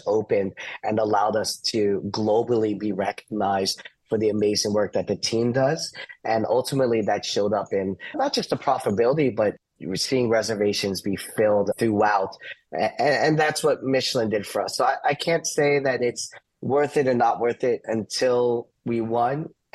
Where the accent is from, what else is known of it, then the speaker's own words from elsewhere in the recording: Orlando, Florida, United States; also born or lived in New Jersey; I grew up here in Orlando